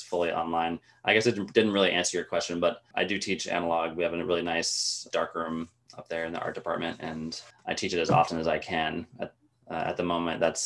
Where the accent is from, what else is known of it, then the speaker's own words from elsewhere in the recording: Tallahassee, Florida, United States; moved away as an adult; also born or lived in Gainesville, Florida; now in Inland Northwest, United States; I'm from Tallahassee originally